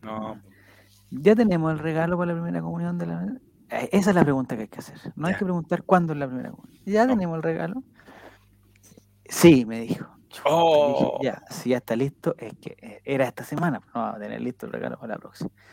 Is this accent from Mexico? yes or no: no; Santiago, Santiago Metropolitan Region, Chile; somos pocos los de Santiago